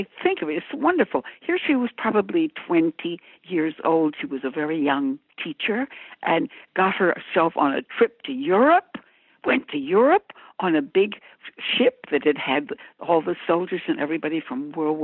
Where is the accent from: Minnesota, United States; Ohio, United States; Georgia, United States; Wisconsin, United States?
Minnesota, United States; moved away as an adult; I was from Minnesota and we had nothing